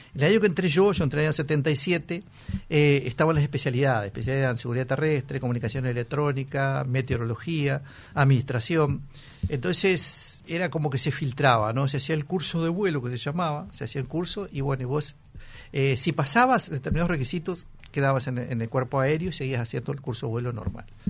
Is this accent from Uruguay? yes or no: yes; Sarandí del Yí, Durazno, Uruguay; also born or lived in Buceo, Montevideo; now in Montevideo, Uruguay; yo soy de Sarandiel